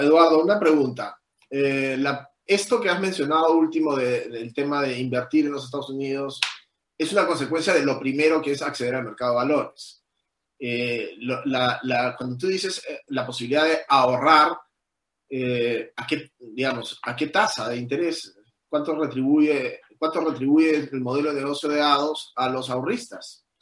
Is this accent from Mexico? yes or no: no; Peru; nosotros como peruanos